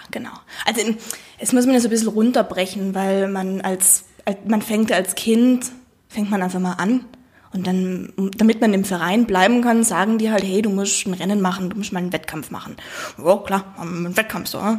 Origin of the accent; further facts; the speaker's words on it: South Tyrol, Trentino-Alto Adige, Italy; accent: South Tyrolean; ich komme aus Südtirol.